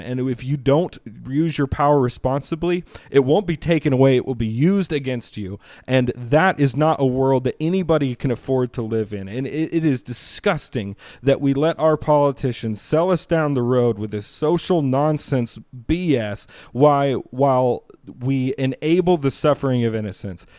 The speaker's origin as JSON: {"language": "English", "country": "United States", "said": "as an American"}